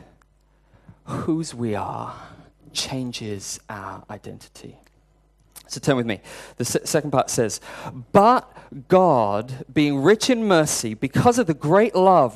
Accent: United Kingdom; I'm British

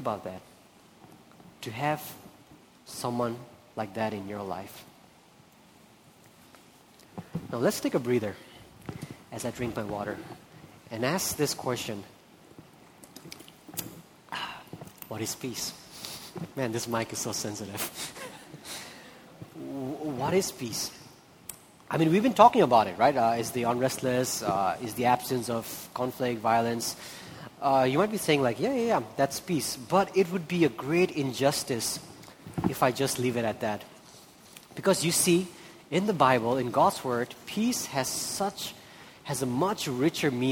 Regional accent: Nepal; also born or lived in India; I'm from India, I'm from Nepal

